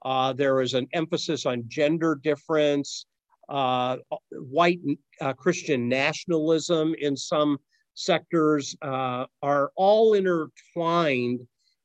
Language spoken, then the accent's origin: English; Akron, Ohio, United States; moved away; my hometown of Akron